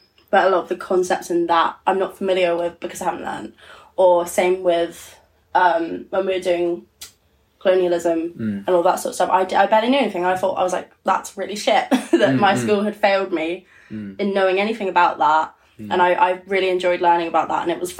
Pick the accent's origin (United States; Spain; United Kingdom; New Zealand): United Kingdom; Portsmouth, South East England; I grew up in Portsmouth